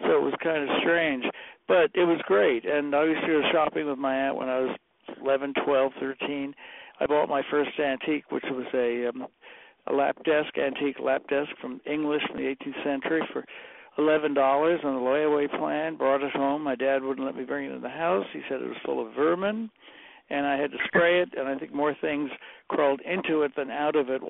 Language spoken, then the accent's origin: English; New York City, New York, United States; I grew up on Staten Island, which, as you know, is one of the boroughs of New York City